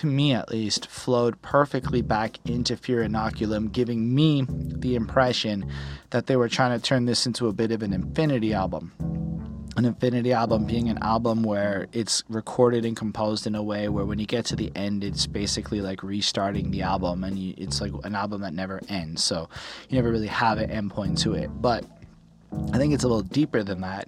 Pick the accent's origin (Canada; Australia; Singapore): Canada; I'm a Canadian